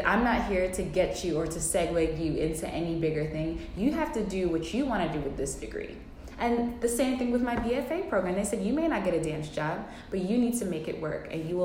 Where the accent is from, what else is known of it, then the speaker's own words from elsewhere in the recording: New Jersey, United States; I'm from Jersey